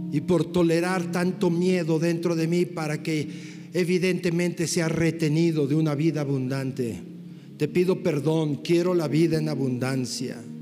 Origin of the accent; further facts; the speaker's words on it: Mexico; como mexicanos occidentales